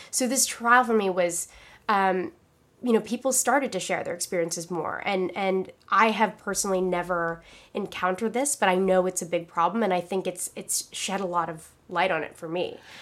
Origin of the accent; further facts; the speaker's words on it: Philippines; moved away; I'm from the Philippines, like, I was born there.